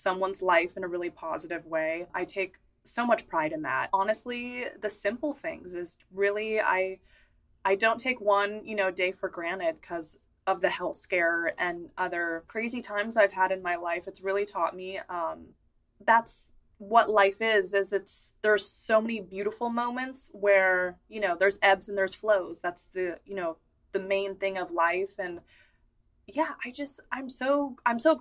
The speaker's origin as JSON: {"language": "English", "town": "San Francisco", "region": "California", "country": "United States", "tie": "born or raised there", "said": "I grew up in San Francisco"}